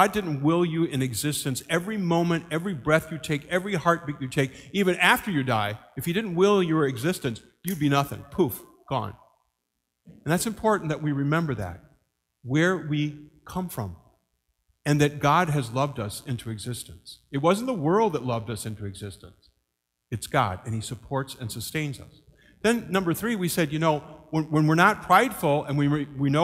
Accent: Mason City, Iowa, United States; growing up in Mason City

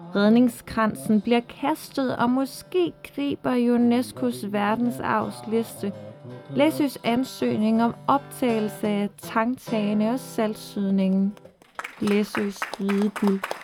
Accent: Frederikshavn, North Denmark Region, Denmark; derude i Kattegat mellem Jødeborg og Frederikshavn, hvor jeg kommer fra

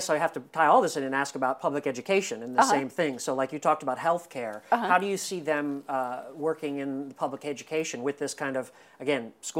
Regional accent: Indiana, United States; I grew up in Indiana, and, you know, my family were always Democrats

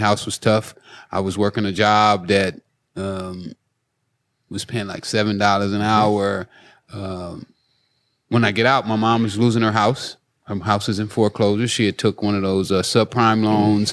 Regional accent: Los Angeles, California, United States; I grew up in South Central

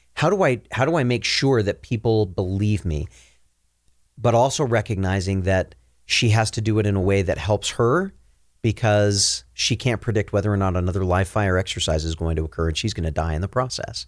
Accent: Minnesota, United States; now in Utah, United States; growing up in Minnesota

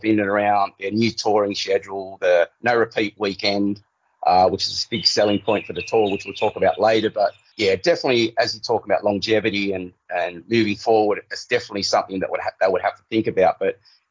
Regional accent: Australia; being Australian

